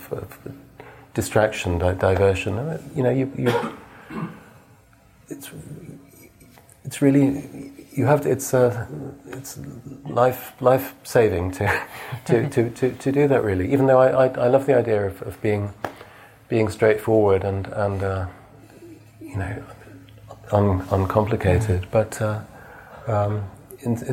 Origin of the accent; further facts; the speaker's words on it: England, United Kingdom; being English